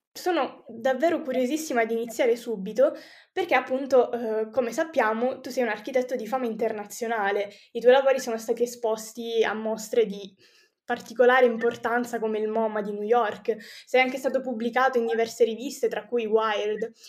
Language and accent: Italian; Sicily, Italy; io tra l'altro essendo anche siciliana